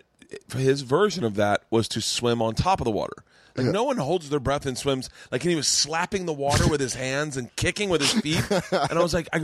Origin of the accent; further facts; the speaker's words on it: Florida, United States; I grew up in Florida